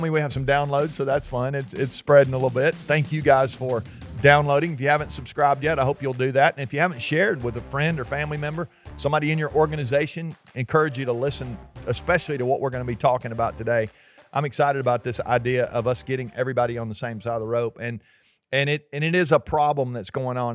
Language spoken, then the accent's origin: English; Georgia, United States; we're from Georgia